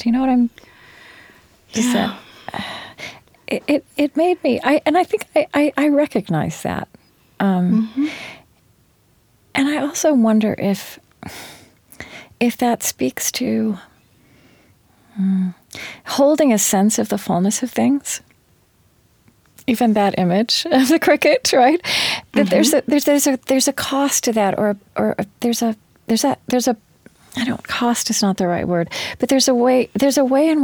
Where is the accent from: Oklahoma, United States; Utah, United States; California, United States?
Oklahoma, United States; moved away; mistakenly born in an Oklahoman body